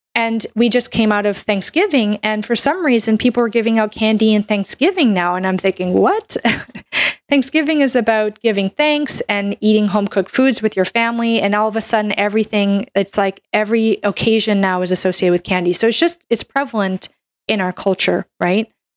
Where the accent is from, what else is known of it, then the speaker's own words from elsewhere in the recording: Canada; I'm a Canadian medical doctor